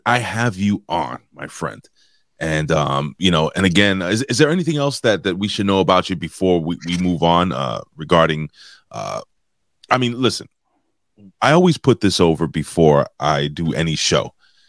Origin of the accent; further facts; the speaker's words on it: New York City, New York, United States; I'm a blue collar worker and I'm a union guy. So and I'm from New York City, which sucks. And I'm trying to get the hell out of here.